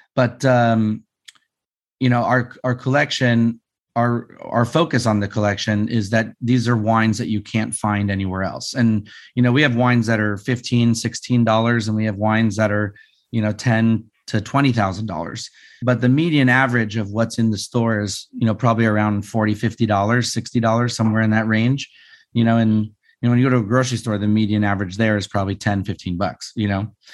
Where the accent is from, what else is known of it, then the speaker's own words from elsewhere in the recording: Las Vegas, Nevada, United States; I grew up in Vegas